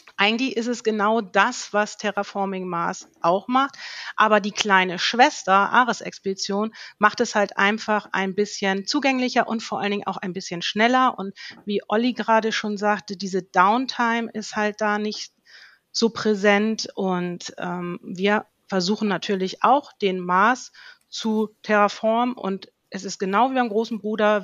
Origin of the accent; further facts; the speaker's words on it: Schleswig-Holstein, Germany; Ich komme oben, ganz oben aus dem Norden, aus Schleswig-Holstein